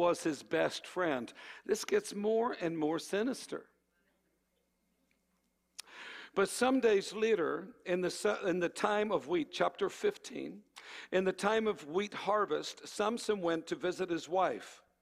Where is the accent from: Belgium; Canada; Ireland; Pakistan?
Ireland; moved away; I come from Ireland